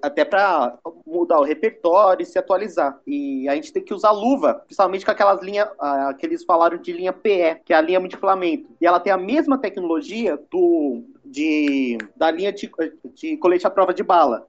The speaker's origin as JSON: {"language": "Portuguese", "country": "Brazil", "said": "nós brasileiros"}